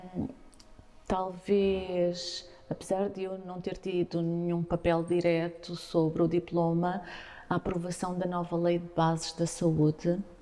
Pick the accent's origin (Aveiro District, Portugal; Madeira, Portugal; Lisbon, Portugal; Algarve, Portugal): Algarve, Portugal; Faro; also born or lived in Mozambique; eu saí de Faro com dois anos de idade e depois regressei aos oito anos.